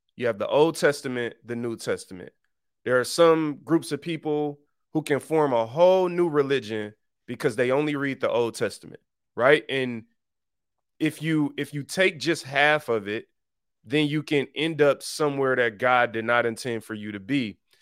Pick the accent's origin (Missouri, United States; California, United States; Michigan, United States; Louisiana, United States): Michigan, United States; Detroit; I was born and raised in Detroit on the East Side